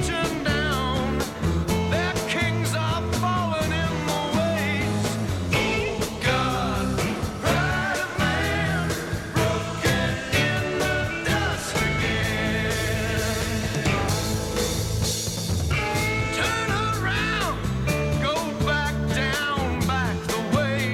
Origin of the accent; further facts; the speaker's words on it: California, United States; when I grew up in California